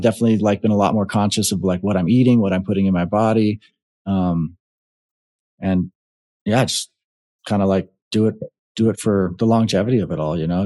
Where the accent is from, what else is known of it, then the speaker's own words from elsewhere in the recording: Hawaii, United States; also born or lived in Nevada; now in Arizona, United States; growing up in Hawaii, and, uh, now that I've been in the States, I've either been in Nevada or Arizona